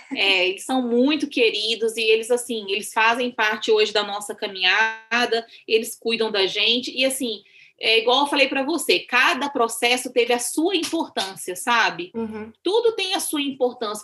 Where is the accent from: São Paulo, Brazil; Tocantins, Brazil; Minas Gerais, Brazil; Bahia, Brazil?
Minas Gerais, Brazil; also born or lived in Amazonas; now in India; eu sou mineira